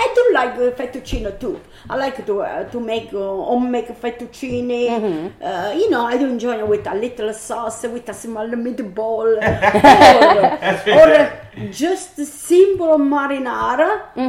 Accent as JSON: {"language": "English", "town": "Teramo", "region": "Abruzzo", "country": "Italy", "tie": "born or raised there", "second_language": "English", "moved": "as an adult", "lives_now": "Philadelphia, United States", "said": "Exactly, because I born and I grew up in Abruzzi. You see, I left Italy at 18 years old when I married my husband."}